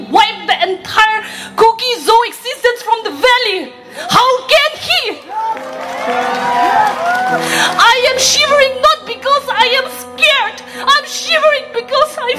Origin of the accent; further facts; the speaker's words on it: Manipur, India; I am from Manipur